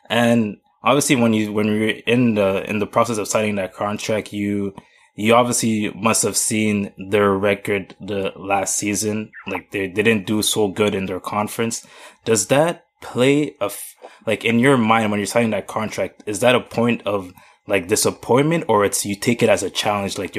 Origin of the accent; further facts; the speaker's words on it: Toronto, Ontario, Canada; the fact that I was from Toronto. It literally had nothing to do with me.